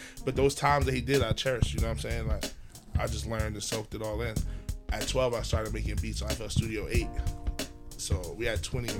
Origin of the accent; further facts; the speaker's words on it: Nigeria; Like, my dad was, like, I'm Nigerian, so my dad always was dancing